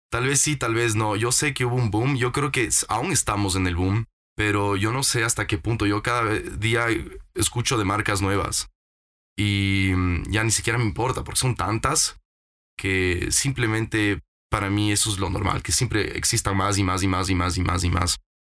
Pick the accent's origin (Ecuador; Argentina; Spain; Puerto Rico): Ecuador; regresé al Ecuador